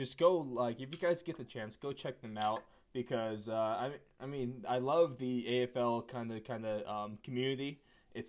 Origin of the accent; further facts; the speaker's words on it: United States; an American-born